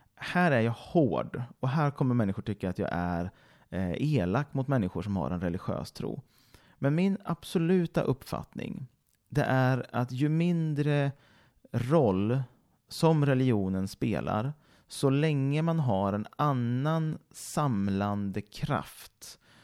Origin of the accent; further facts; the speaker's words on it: Mariestad, Västra Götaland, Sweden; moved away; i Mariestad, där jag kommer ifrån också givetvis